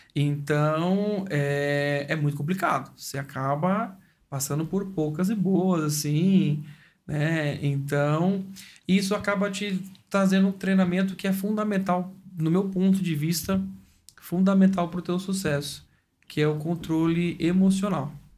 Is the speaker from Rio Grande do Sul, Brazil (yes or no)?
no; Mongaguá, São Paulo, Brazil; also born or lived in Sumaré; eu fui nascido e criado em Sumaré até os meus sete anos de vida. Aí depois nós nos mudamos para Mongaguá